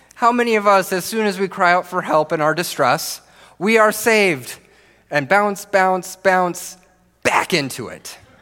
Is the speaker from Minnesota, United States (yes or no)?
yes; Minnesota, United States; I grew up here in Minnesota, the land of ten thousand lakes